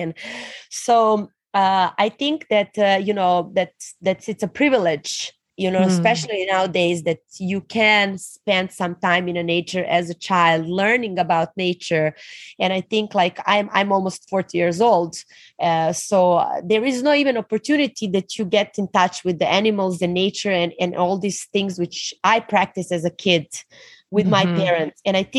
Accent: Serbia; So I'm actually born in ex-Yugoslavia. And we unfortunately, you know, fall apart as a country like 20 years ago. But I grew up in a communist family.

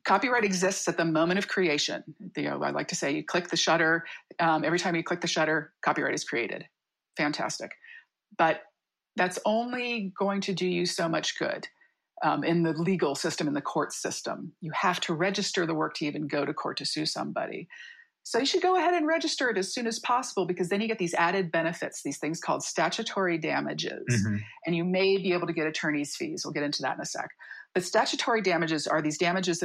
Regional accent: Midwest, United States; moved away as an adult; now in San Diego, United States; I'm from the Midwest. I moved out here

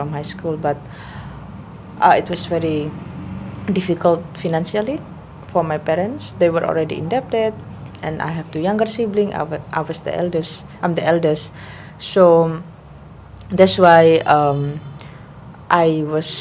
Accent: Indonesia; moved away as an adult; now in Hong Kong; I'm from Indonesia.

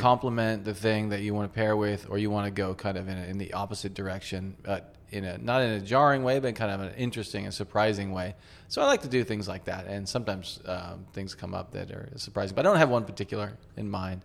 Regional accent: United States; now in Tokyo, Japan; we're from the States

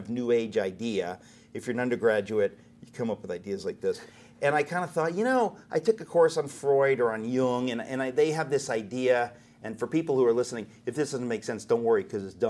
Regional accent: Danbury, Connecticut, United States; growing up in Danbury, Connecticut

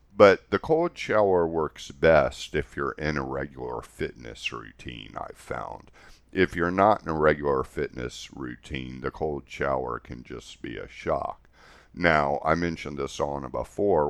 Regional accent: Houston, Texas, United States; growing up in Houston, Texas, where it was just really hot all the time

